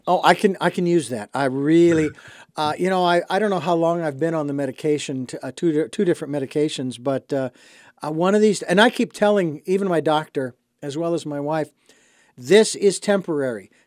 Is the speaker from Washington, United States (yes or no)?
no; Phoenix, Arizona, United States; now in Santa Barbara, United States; growing up in Phoenix